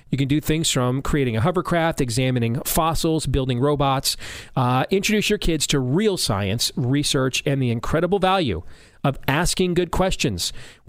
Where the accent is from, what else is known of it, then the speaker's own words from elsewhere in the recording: Missouri, United States; playing in my home state of Missouri